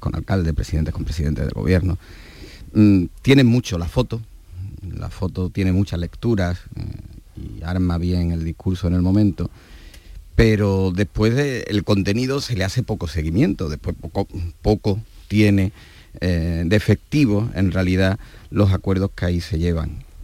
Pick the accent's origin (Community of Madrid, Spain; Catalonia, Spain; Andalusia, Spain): Andalusia, Spain; como españoles, especialmente como andaluces